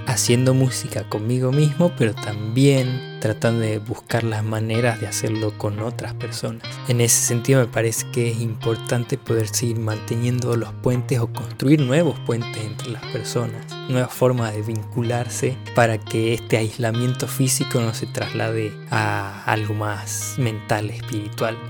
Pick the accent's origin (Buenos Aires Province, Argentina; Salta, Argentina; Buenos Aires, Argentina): Salta, Argentina; moved away as an adult; now in Buffalo, United States; soy de Salta, pero hace dos añitos que vivo aquí en Búfalo, Estados Unidos.